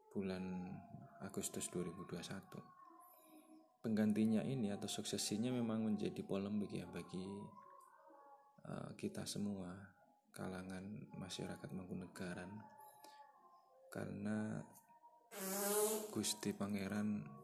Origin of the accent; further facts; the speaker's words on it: Karanganyar, Central Java, Indonesia; saya lahir di Karanganyar